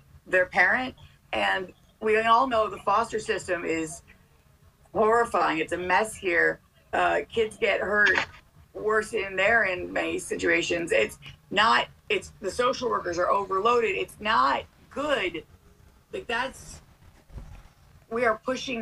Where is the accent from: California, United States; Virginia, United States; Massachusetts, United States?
Massachusetts, United States; I'm from Massachusetts